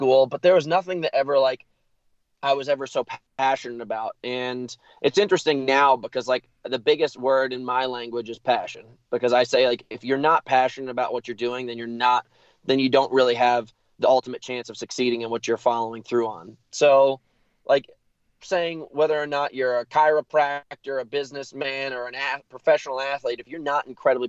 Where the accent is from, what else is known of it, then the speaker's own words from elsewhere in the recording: United States; moved away as an adult; also born or lived in New York City, New York / Connecticut / Montana / Taos, New Mexico; I'm from New York City and Connecticut. I was split between New York and Connecticut for the majority of my life until I was 18